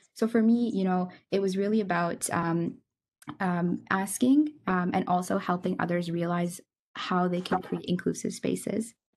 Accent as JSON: {"language": "English", "town": "Kitchener", "region": "Ontario", "country": "Canada", "tie": "born or raised there", "lives_now": "Kingston, Canada", "said": "I grew up in Kitchener, Ontario"}